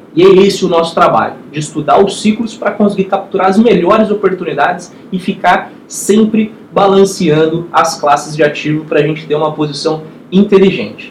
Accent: Brazil; como investidor e também como brasileiro

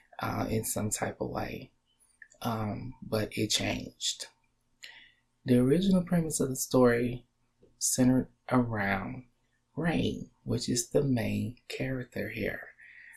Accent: Texas, the South, United States; now in Texas, United States; I'm from the South. I live in Texas as well.

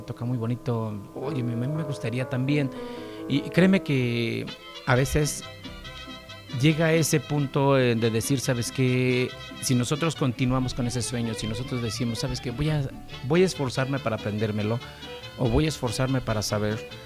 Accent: Puebla, Mexico; soy de originariamente del municipio de Cachoacán, Puebla. Eh, prácticamente, pues desde niño andamos por acá

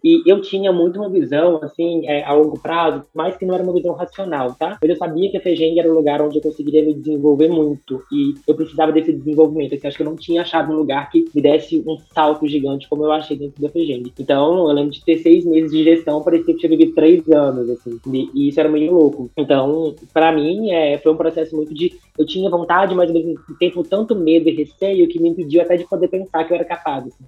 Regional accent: Minas Gerais, Brazil; eu vim, sou de Minas Gerais

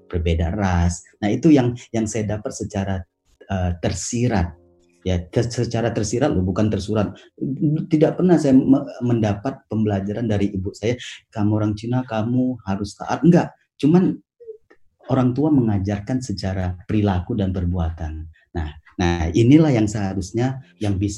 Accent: Medan, North Sumatra, Indonesia; Terus terang Miss Masito, saya kan dari Medan.

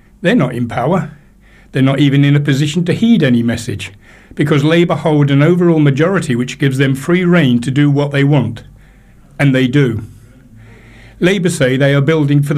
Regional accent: Portsmouth, South East England, United Kingdom; now in Royton, United Kingdom; I was born in Portsmouth, made in the army and live in Royton

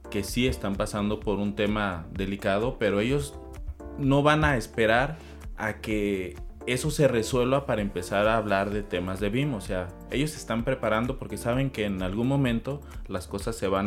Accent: Mexico; como mexicanos

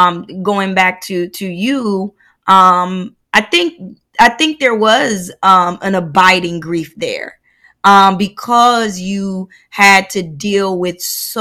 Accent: United States; I remember, you know, you're Haitian, I'm Black American.

